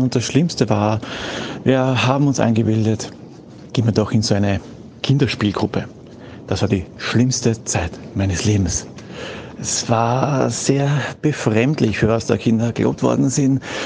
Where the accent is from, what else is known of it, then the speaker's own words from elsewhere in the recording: Austria; bei uns in Österreich bei uns in Österreich